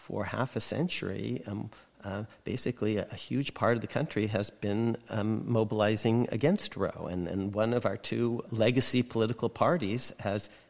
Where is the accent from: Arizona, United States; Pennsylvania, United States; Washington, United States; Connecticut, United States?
Connecticut, United States; my home state, Connecticut